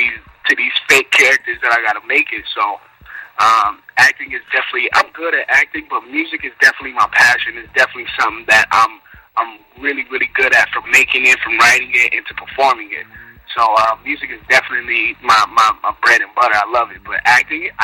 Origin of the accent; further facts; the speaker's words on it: Atlanta, Georgia, United States; also born or lived in New Orleans, Louisiana; I was born in New Orleans, but I was raised in Atlanta, so I'm definitely a Georgia boy, too